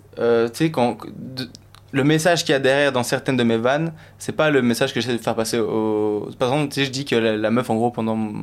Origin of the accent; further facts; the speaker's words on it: Belgium; je suis belge